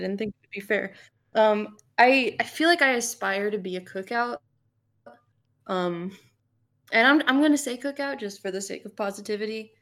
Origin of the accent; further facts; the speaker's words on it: Fort Lauderdale, Florida, United States; now in Atlanta, United States; I'm from South Florida